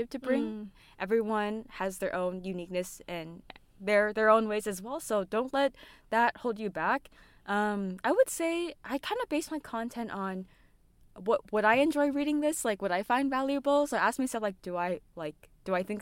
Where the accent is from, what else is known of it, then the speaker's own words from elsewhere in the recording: San Francisco Bay Area, California, United States; I was born and raised in the U.S., in California, San Francisco Bay Area.